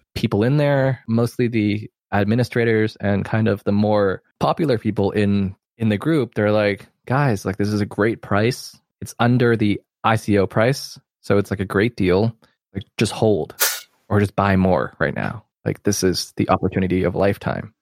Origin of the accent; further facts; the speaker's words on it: Hong Kong; I am from Hong Kong